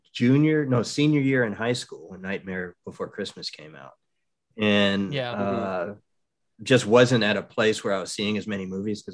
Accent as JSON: {"language": "English", "country": "United States", "said": "I'm an American"}